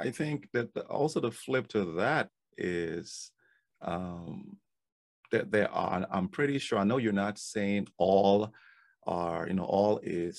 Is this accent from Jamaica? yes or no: no; Liberia; moved away; I came from Liberia during the war, after the war, and I knew what I didn't have in Liberia.